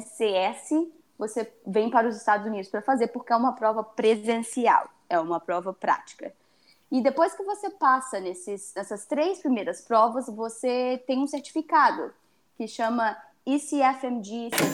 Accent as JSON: {"language": "Portuguese", "country": "Brazil", "said": "a gente é brasileiro"}